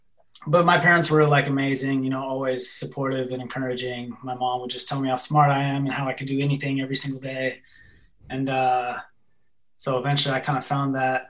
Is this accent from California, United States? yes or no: no; an hour south of Seattle, Washington, United States; also born or lived in near Chicago, Illinois; When I was real young, I lived like an hour outside of Chicago, Illinois. And then like second grade, we moved out to Washington State. So I was like an hour south of Seattle. Just like a middle-class suburb kind of childhood